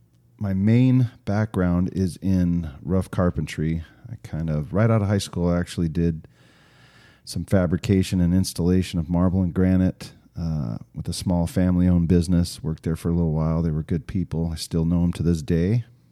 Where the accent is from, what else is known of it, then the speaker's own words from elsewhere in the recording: Arizona, United States; also born or lived in Oregon; I grew up here in Arizona. I am 48 years old. Been around the valley for a while. We did live in Oregon for a little while as a kid, which was kind of fun.